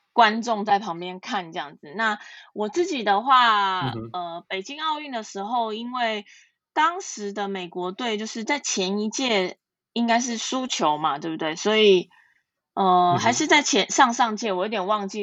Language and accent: Chinese; Taiwan; 我们来自台湾